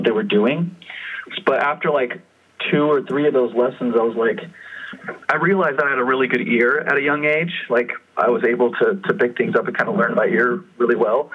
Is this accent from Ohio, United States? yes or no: no; Fremont, California, United States; Ian and I grew up in Fremont.